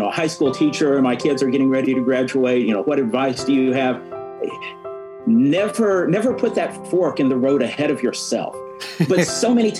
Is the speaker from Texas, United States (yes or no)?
no; Huntsville, Alabama, United States; I grew up in Huntsville, Alabama, so I'm growing up in the shadow of Marshall Space Flight Center